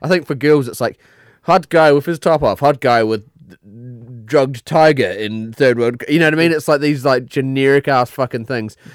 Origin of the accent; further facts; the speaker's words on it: New Zealand; accent: New Zealand; moved away; I had a New Zealand accent